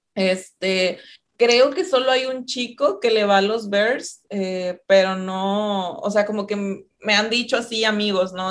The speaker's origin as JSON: {"language": "Spanish", "town": "Ciudad Victoria", "region": "Tamaulipas", "country": "Mexico", "said": "Yo soy de Ciudad Victoria. Tamaulipas, por acá por el norte del país."}